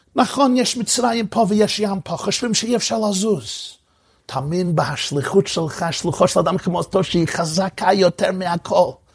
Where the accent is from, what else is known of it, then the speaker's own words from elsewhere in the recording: New York, United States; זכיתי לגדל במחיצותו של הרבי מלובביץ' הרבה שנים, שם נולדתי ושם גדלתי.